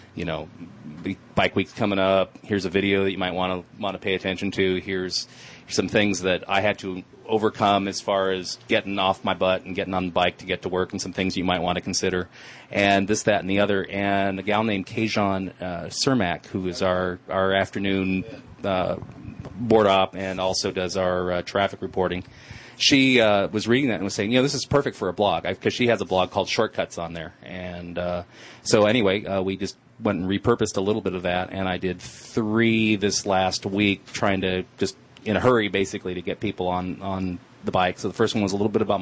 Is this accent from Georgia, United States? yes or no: no; Santa Monica, California, United States; I was born in Santa Monica